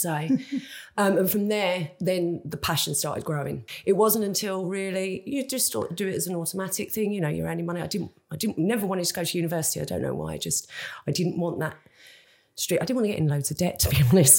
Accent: Kent, South East England, United Kingdom; also born or lived in Spain / France; now in Jersey; I'm from Kent originally

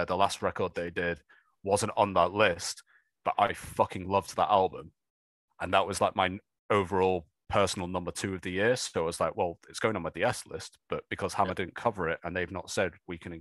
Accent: United Kingdom

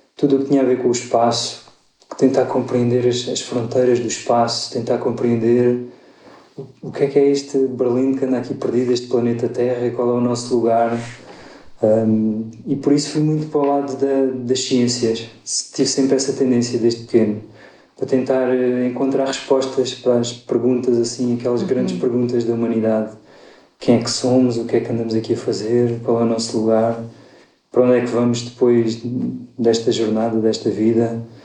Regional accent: Évora, Alentejo, Portugal; moved away as an adult; eu nasci em Évora, sou lentejano, vivi lá até aos 18 anos

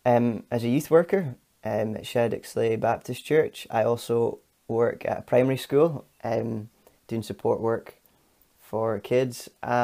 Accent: Glasgow, Scotland, United Kingdom; now in Aberdeen, United Kingdom; I am a Glaswegian. I've not got the accent, though.

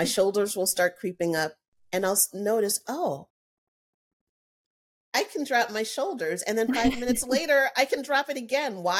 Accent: United States; I'm an American

